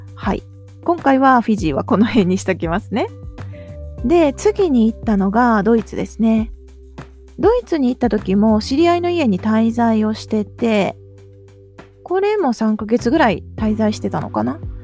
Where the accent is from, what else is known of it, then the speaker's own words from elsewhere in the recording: Japan; 日本で生まれ育った私